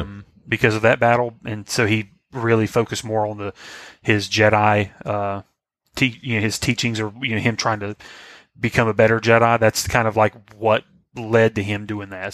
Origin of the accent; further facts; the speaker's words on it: the South, United States; I'm from the South